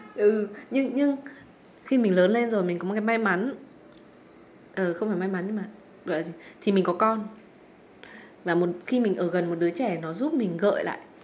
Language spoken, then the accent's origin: Vietnamese; Vietnam; mình là người Việt Nam